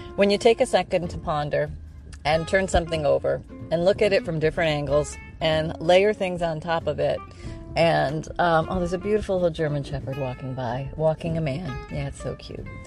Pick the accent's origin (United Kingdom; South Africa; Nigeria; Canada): Canada; now in Florida, United States; I'm from Canada